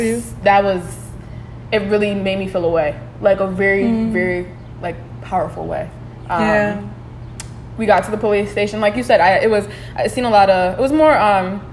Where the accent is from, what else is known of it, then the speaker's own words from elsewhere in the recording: Bridgeport, Connecticut, United States; Bridgeport, Connecticut, that's my hometown